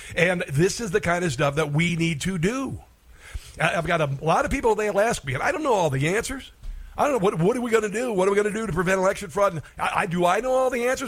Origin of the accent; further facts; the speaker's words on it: Iowa, United States; My home state of Iowa